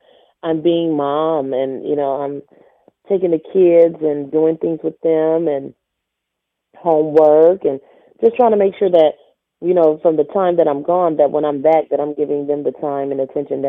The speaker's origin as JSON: {"language": "English", "town": "Flint", "region": "Michigan", "country": "United States", "moved": "yes", "lives_now": "Houston, United States", "said": "I'm from Flint, Michigan."}